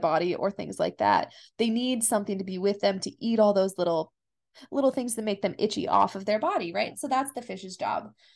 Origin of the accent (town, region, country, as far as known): United States